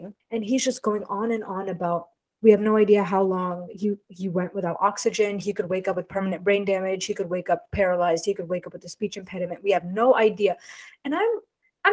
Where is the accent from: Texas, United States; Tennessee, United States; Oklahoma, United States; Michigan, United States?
Texas, United States; Houston; I'm from Houston, where we'd have the rodeo every year